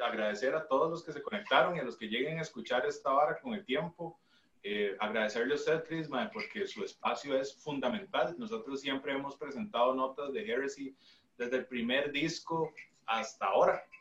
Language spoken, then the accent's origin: Spanish; Costa Rica